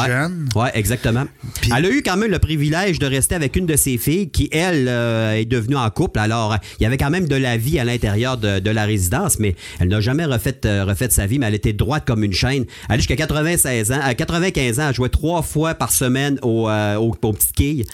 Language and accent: French; Chicoutimi, Quebec, Canada; je suis natif de Chicoutimi